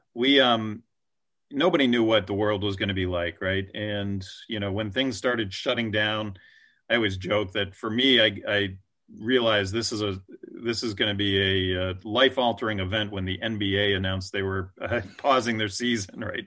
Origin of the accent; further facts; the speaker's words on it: East Coast, United States; now in West Coast, United States; I'm an East Coaster, uh, you know, I was born on the East Coast, but now I live on the West Coast